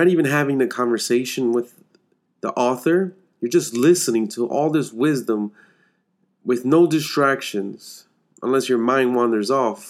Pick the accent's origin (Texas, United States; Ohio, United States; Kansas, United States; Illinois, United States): Illinois, United States; Chicago; I'm from Chicago